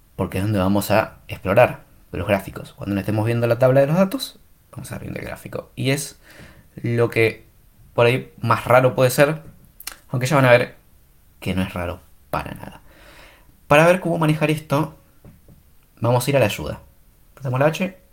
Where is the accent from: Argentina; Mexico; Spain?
Argentina; soy argentino